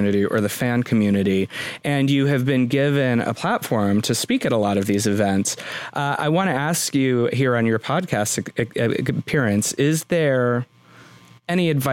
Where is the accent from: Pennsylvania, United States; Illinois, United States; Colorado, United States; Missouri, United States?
Colorado, United States; born or raised there; moved away